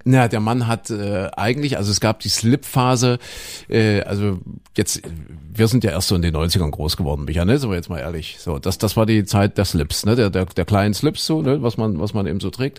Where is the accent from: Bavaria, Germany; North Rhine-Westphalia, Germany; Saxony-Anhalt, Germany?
Saxony-Anhalt, Germany; also born or lived in Köthen; da wo ich aufgewachsen bin, Sachsen-Anhalt